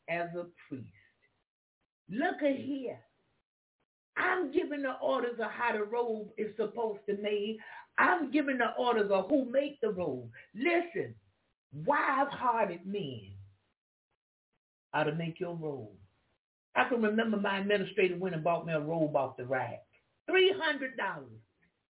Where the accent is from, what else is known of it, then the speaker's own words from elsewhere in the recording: Jacksonville, Florida, United States; moved away; also born or lived in Alaska; I was from Jacksonville, Florida